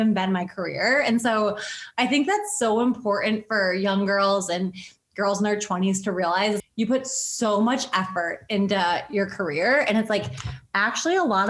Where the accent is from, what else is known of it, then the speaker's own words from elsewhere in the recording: Buffalo, New York, United States; I grew up in Buffalo, so I grew up a Sabres fan